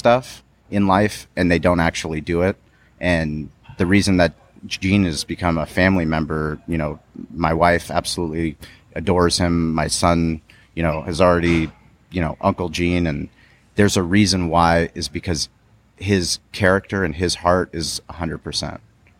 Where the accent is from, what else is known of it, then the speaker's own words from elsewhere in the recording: San Diego, California, United States; I grew up with him in La Jolla.